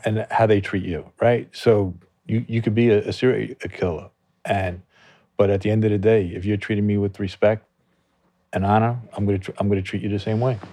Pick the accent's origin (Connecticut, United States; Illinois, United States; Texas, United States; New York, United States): New York, United States; Merrick; I grew up in Long Island